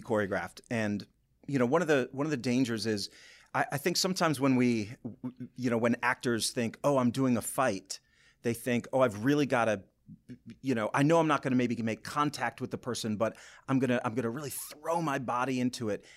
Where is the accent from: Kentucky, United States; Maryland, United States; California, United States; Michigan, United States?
Michigan, United States; Boyne City; moved away as an adult; also born or lived in Lansing, Michigan / New York; I'm from Boyne City originally